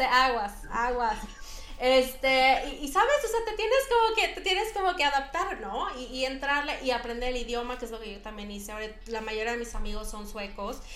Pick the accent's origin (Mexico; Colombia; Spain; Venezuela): Mexico; Mexico City; moved away as an adult; yo vivía en la Ciudad de México